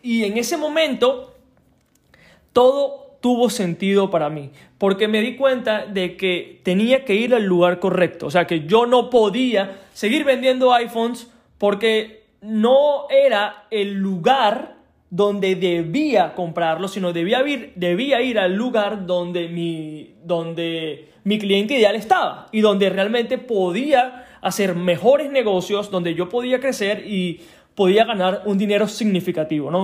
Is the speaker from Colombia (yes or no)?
no; Venezuela; moved away; mi país de origen, Venezuela